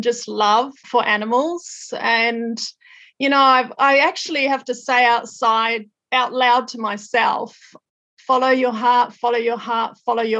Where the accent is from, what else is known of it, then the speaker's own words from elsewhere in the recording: Australia; moved away as an adult; also born or lived in North Island, New Zealand; now in New Zealand; I was born in the North Island of New Zealand, and then my family moved to Australia when I was 10, and then I lived in Australia for 20 years.